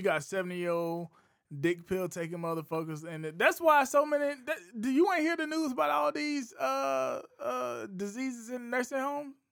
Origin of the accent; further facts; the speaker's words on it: South Carolina, United States; I'm from Bates Burley, East South Carolina